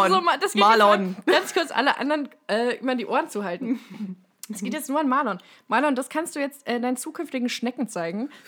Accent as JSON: {"language": "German", "town": "Groß-Umstadt", "region": "Hesse", "country": "Germany", "tie": "born or raised there", "said": "Ich bin in Großumstadt geboren, bin da zur Schule"}